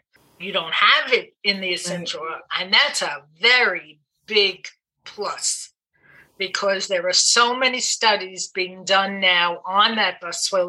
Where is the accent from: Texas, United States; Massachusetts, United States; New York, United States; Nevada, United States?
New York, United States; New York City; moved away; also born or lived in New Jersey; I didn't grow up in New Jersey. I grew up in Brooklyn, and the accent is still there